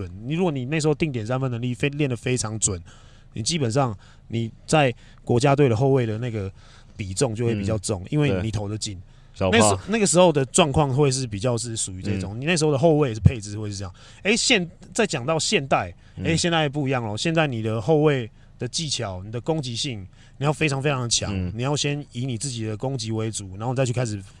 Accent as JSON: {"language": "Chinese", "country": "Taiwan", "said": "我们我们台湾人民"}